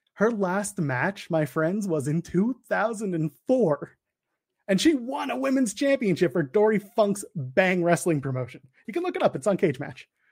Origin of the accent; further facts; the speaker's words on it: Canada; the Canadian boy. I am a Canadian boy